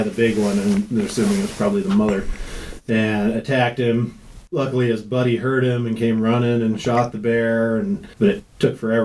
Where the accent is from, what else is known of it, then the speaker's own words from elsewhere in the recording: Jackson, Wyoming, United States; I was born and raised in Jackson